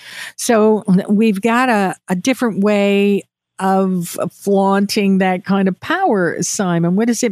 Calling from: Atlantic Canada, Canada; I'm talking here from Atlantic Canada, some of the places I want to go to.

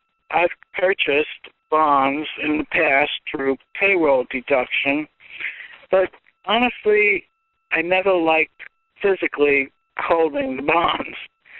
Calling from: Brick, New Jersey, United States; I'm calling from Brick, New Jersey.

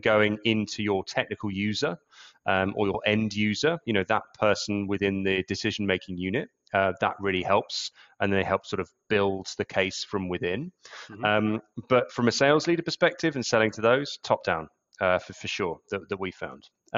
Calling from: London, United Kingdom; Yeah, London, UK.

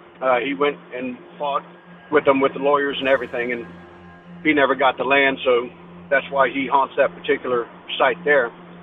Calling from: Houston, Texas, United States; I'm from Houston, Texas, and I'm calling for your Hometown Legends segment.

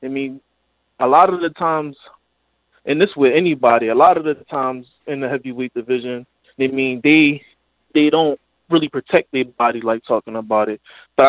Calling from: Philadelphia, Pennsylvania, United States; calling out of Philly.

